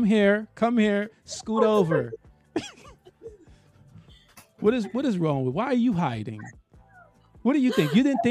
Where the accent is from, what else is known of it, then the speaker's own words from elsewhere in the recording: New York, United States; I'm from New York.